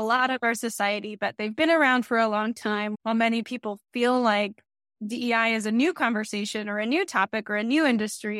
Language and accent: English; Texas, United States; I'm from Texas, so there's also a lot of really great Mexican culture that's around